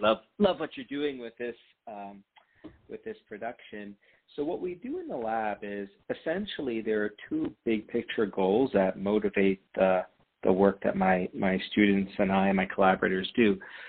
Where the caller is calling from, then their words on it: Ann Arbor, Michigan, United States; I'm calling from Ann Arbor